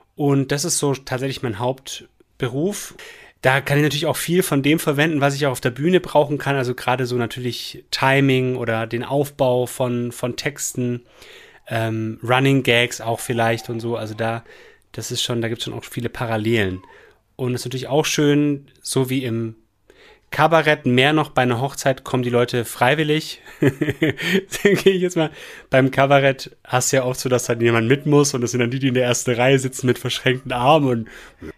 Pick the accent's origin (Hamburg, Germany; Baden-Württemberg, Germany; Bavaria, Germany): Baden-Württemberg, Germany; Esslingen am Neckar; now in Remseck, Germany; Eigentlich aus Esslingen am Neckar